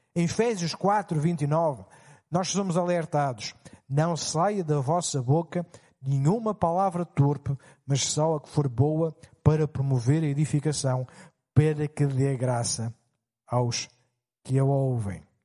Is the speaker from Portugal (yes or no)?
yes; Portugal; Como portugueses